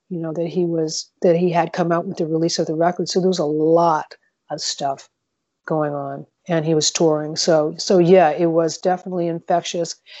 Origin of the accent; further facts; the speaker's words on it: Montreal, Quebec, Canada; now in Southern California, United States; I grew up in Montreal, Quebec.